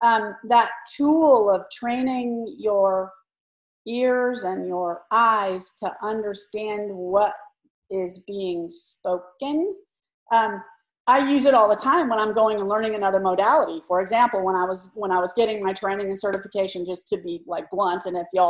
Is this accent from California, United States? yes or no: yes; California, United States; I grew up in California